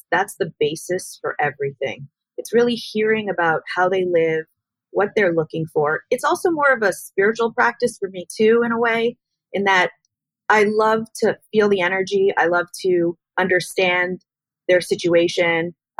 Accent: Miami Beach, Florida, United States; also born or lived in Montreal, Canada; moved down here to Florida permanently, which I grew up in Miami Beach and Montreal.

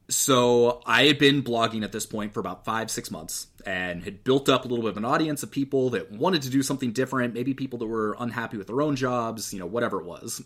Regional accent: Eugene, Oregon, United States; I grew up in Eugene, which is where the University of Oregon is.

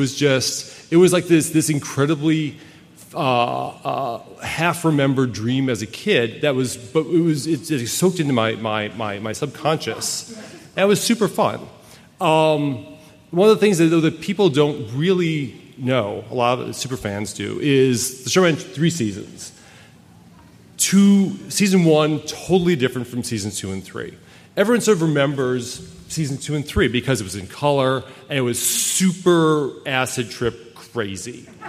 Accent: Wisconsin, United States; he thought we would get along because we're both from Wisconsin. People from Wisconsin all get along, which is true.

